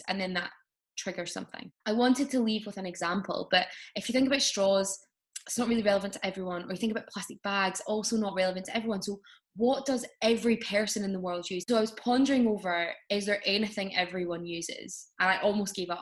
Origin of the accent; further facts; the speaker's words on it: Glasgow, Scotland, United Kingdom; also born or lived in Edinburgh; Even though I'm from Glasgow, I wasn't living there at the time.